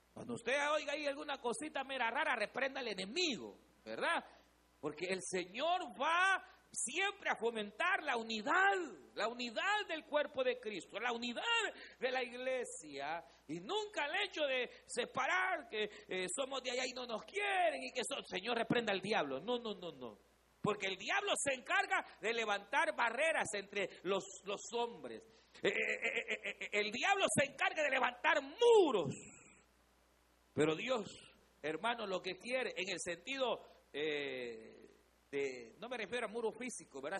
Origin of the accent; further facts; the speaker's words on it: El Salvador; éramos los salvadoreños